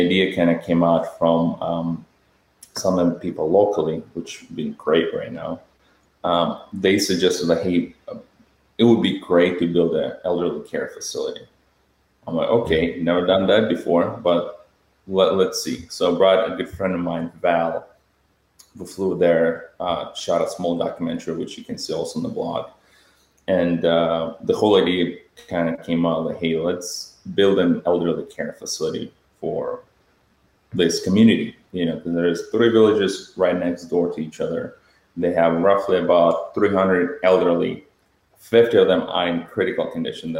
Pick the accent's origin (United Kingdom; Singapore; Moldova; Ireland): Moldova; moved away as an adult; my home country, Moldova. My family still lives there